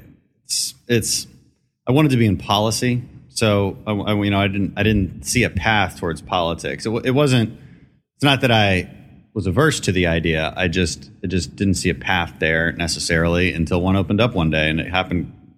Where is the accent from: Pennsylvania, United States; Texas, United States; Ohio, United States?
Texas, United States; Houston; also born or lived in Aberdeen, Scotland; I grew up in Houston, although I wasn't born here. I was born in Aberdeen, Scotland.